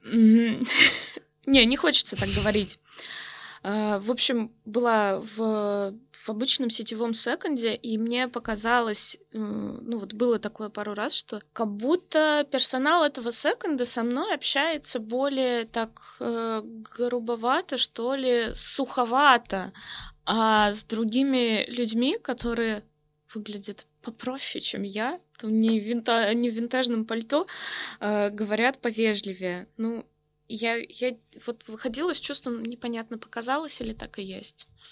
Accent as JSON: {"language": "Russian", "town": "Novokuznetsk", "region": "Kemerovo Oblast", "country": "Russia", "tie": "born or raised there", "moved": "yes", "said": "в своем родном городе"}